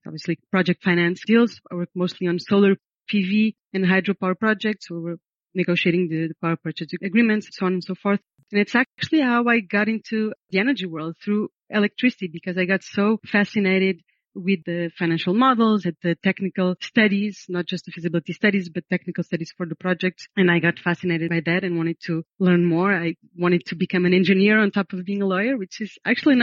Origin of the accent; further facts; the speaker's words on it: Portugal; moved away; also born or lived in United States; I was born in Portugal, born and raised.